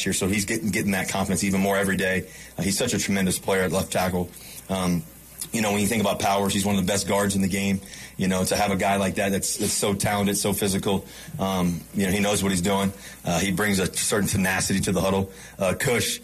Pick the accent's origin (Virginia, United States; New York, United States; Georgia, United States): Virginia, United States; now in Denver, United States; I grew up in Virginia.